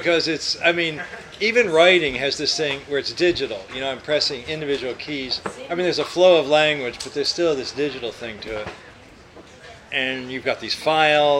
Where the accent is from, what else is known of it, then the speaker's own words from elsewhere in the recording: Louisville, Kentucky, United States; moved away as an adult; now in California, United States; I grew up in Louisville. It actually was a suburb of Louisville, St. Matthews, near Harrods Creek. And I lived there until I went to college when I was 18